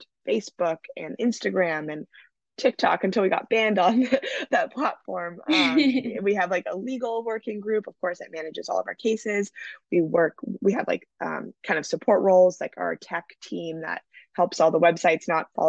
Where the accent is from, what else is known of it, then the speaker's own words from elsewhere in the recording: Vancouver, British Columbia, Canada; moved away as an adult; now in California, United States; my hometown of Vancouver